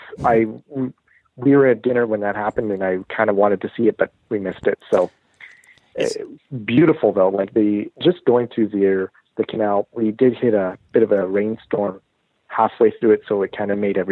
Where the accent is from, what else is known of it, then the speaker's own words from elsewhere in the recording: Canada; we're Canadian